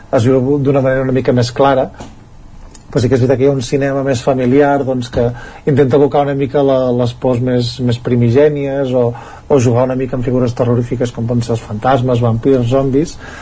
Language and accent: Catalan; Ripollès, Catalonia, Spain; els que som del Ripollès